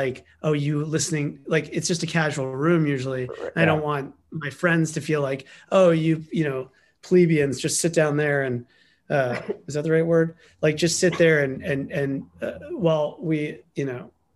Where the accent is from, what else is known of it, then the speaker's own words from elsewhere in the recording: New York City, New York, United States; New York City, Manhattan